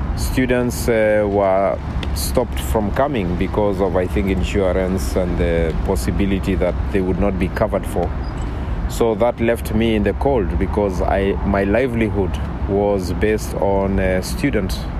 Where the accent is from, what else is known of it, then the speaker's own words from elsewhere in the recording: Kenya; moved away as an adult; now in United States; I come from East Africa, a country called Kenya, and I come from a very small tribe called the Maasai.